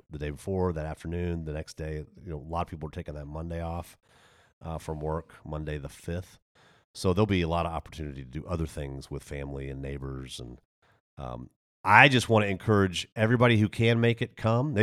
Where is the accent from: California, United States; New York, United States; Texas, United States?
Texas, United States; moved away; also born or lived in Germany / Waco, Texas / Denver; I grew up in Texas